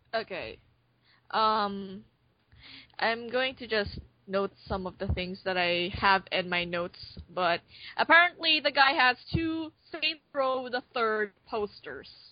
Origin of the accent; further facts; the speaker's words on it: Philippines; I'm from the Philippines